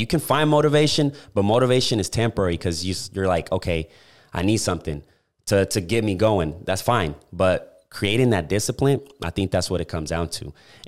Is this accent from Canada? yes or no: no; Puerto Rico; I'm from Puerto Rico, bro.